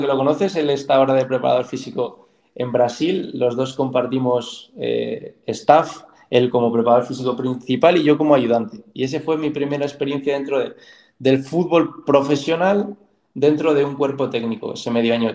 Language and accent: Spanish; Soria, Castile and León, Spain; de donde yo soy, sí que es Soria, pero es más concretamente es un pueblo muy pequeño de Soria